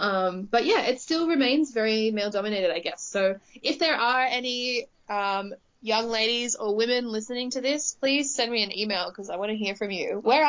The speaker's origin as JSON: {"language": "English", "country": "Australia", "accent": "bogan Aussie", "said": "I would like to be associated with T2 based on my accent, but the best I'm probably going to get is, like, I don't know, what's a bogan Aussie that you can relate me to?"}